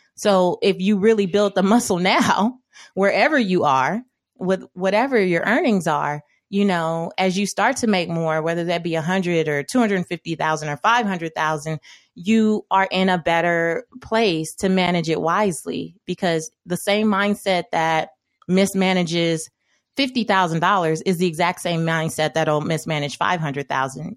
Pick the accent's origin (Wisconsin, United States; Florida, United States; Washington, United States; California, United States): California, United States; Los Angeles; growing up in South Central Los Angeles